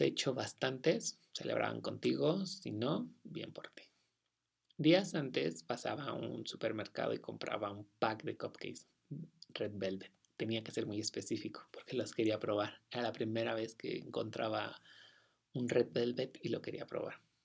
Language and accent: Spanish; Sonora, Mexico; en Sonora, de donde yo soy